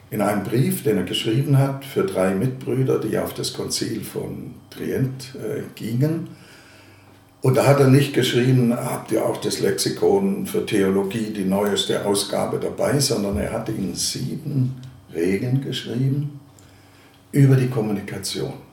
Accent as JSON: {"language": "German", "town": "Ravensburg", "region": "Baden-Württemberg", "country": "Germany", "tie": "born or raised there", "moved": "yes", "lives_now": "Dresden, Germany", "said": "Geboren bin ich in der Gegend des Bodensees in Ravensburg. Manche kennen vielleicht die Ravensburger Spiele, also von dort komme ich her."}